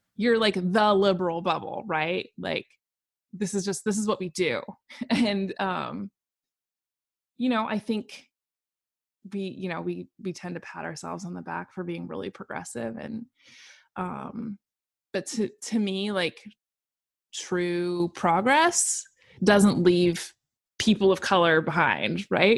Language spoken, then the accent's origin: English; Portland, Oregon, United States; moved away as an adult; now in Seattle, United States; I grew up in Portland, Oregon, was born and raised.